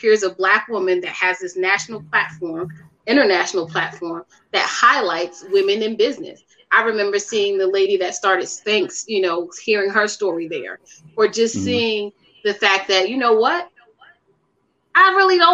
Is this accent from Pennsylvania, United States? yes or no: yes; Philadelphia, Pennsylvania, United States; I'm from North Philly, you know, so wasn't a lot of entrepreneurship, you know, people in that space that were women.